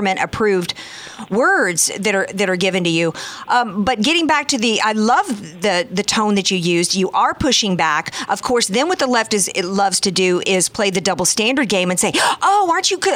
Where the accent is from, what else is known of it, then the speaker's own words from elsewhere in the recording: the South, United States; now in California, United States; I'm from the South.